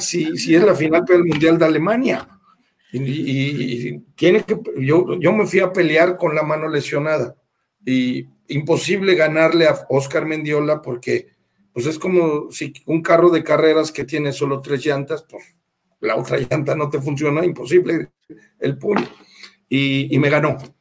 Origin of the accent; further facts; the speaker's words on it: Querétaro, Mexico; moved away as an adult; now in León, Mexico; yo soy queretano